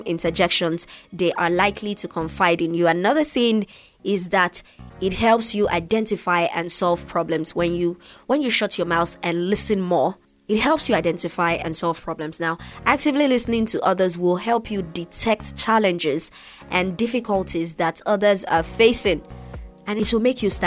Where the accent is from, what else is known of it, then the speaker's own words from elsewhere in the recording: Nigeria; I'm from Nigeria.